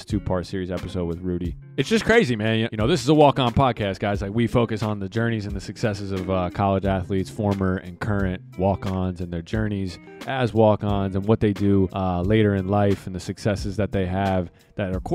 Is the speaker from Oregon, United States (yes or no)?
no; New Jersey, United States; moved away as an adult; now in Pittsburgh, United States; I'm from New Jersey